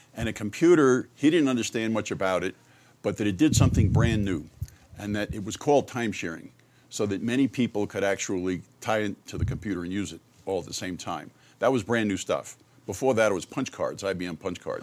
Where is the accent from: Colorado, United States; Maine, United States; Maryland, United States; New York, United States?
New York, United States; Merrick; moved away as an adult; also born or lived in Michigan; born and raised in New York